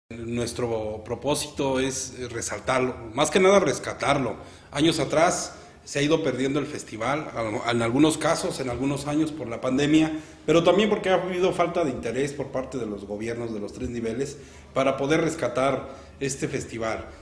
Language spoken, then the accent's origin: Spanish; Ocampo, Michoacán, Mexico; nos representa como mexicanos, como michoacanos y como campenses